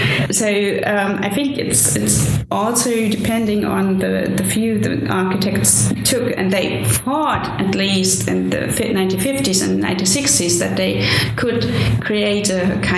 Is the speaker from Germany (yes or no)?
yes; Leipzig, Saxony, Germany; English is a second language; in Germany, I come from Leipzig